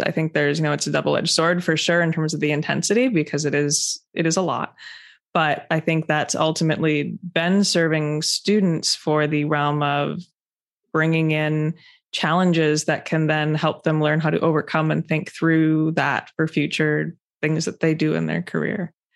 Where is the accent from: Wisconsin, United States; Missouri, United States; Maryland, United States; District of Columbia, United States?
Wisconsin, United States; moved away as an adult; also born or lived in Chicago, United States / Cambridge, United Kingdom; my home state of Wisconsin